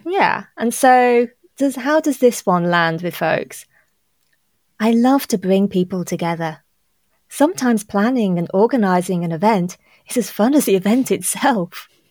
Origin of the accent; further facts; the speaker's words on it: Liverpool, North West England, United Kingdom; I was born in Liverpool and I, and not far from Anfield.